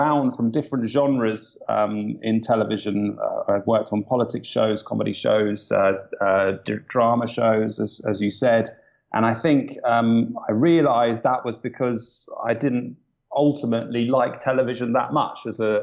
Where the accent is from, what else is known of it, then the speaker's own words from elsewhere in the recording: Kingston upon Thames, London, United Kingdom; now in London, United Kingdom; I was born in Kingston upon Thames, a good home counties boy